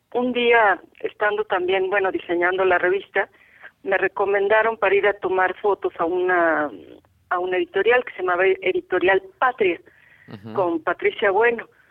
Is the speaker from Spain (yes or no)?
no; Mexico City, Mexico; nací en la Ciudad de México, en quieres hablar del hospital, el hospital San José